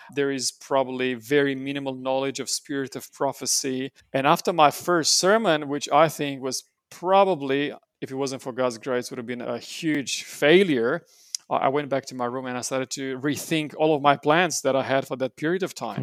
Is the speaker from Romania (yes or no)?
yes; Romania; now in New South Wales, Australia; I was born and raised in Romania